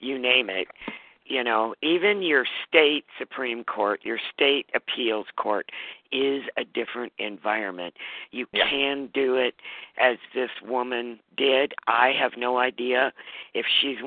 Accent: Montana, United States; my home state, Montana

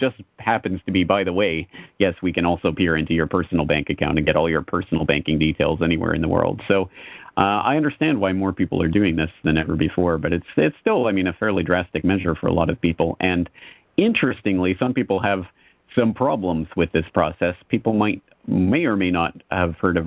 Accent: Canada; now in Japan; I am Canadian.

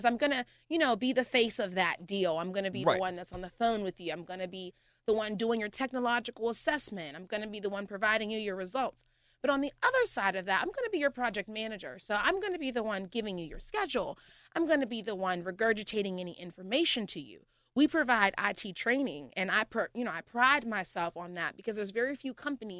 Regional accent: Pittsburgh, Pennsylvania, United States; also born or lived in Murrysville, Pennsylvania; I was living in Murrysville, right in Murrysville. I'm a heart from the Pittsburgh girl. I graduated from Oakland Catholic

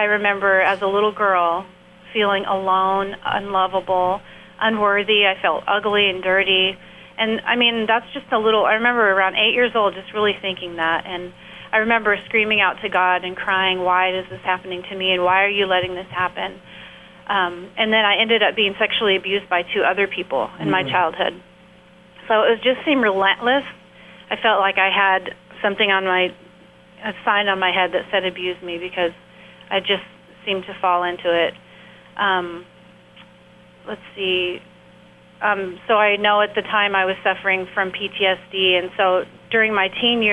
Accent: San Diego, California, United States; I grew up in San Diego in an abusive household

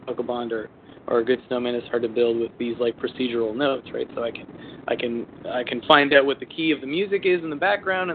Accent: New Brunswick, Canada; moved away; We went to my hometown in New Brunswick. Small province on the East Coast.

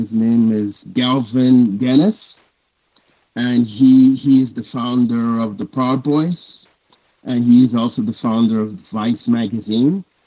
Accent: Canada; I'm from Canada.

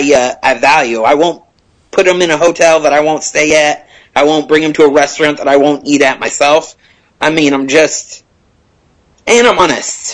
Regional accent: Orlando, Florida, United States; I'm from Orlando

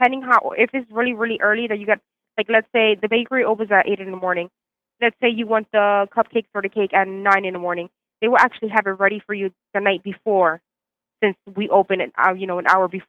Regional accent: Reading, Pennsylvania, United States; I'm from here, actually.

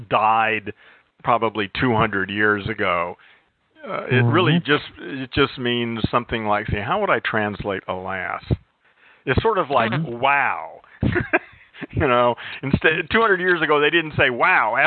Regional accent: California, United States; also born or lived in Orange County, California; I'm from California

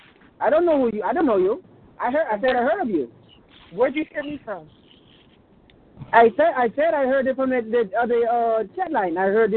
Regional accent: Pakistan; I'm from Pakistan.

